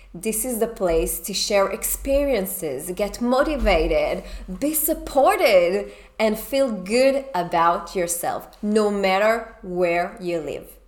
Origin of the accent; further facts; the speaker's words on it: Israel; moved away; I we come from Israel